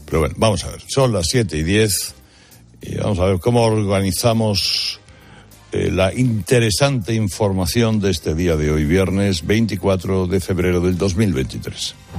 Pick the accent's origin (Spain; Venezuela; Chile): Spain; los españoles somos los europeos